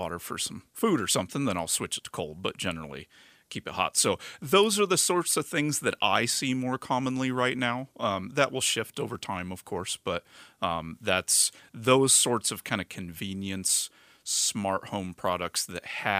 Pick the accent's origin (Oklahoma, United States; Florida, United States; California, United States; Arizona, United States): Arizona, United States; me being a native